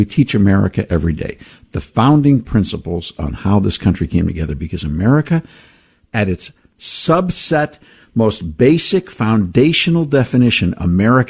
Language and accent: English; Ohio, United States; also born or lived in Western Pennsylvania; we grew up in the Northeast Ohio area here in Western Pennsylvania. And so we're kind of hometown boys.